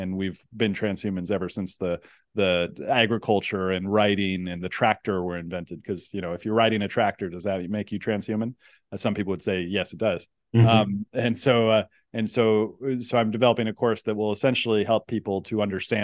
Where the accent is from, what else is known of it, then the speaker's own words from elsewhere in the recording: Silicon Valley, California, United States; I come from the Silicon Valley